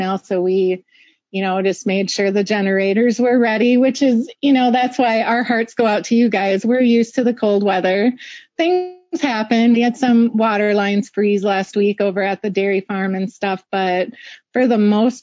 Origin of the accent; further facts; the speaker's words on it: Wisconsin, United States; I grew up in Wisconsin